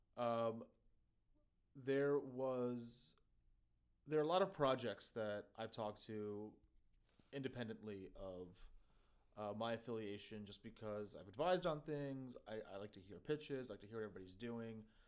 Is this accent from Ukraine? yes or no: yes; Kyiv, Ukraine; now in United States; in my home country, uh, in, in fact, my home city in Kyiv